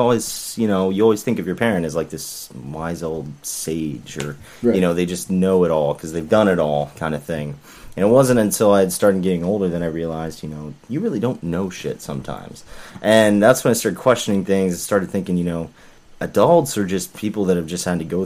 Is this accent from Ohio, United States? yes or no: no; Florida, United States; also born or lived in Tulsa, Oklahoma; I grew up in Florida primarily